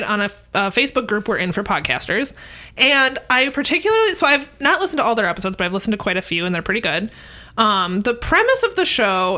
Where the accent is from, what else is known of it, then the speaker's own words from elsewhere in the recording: Minnesota, United States; growing up in Minnesota